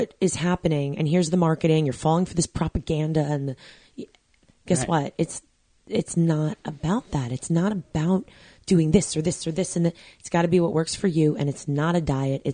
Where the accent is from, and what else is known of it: New York, United States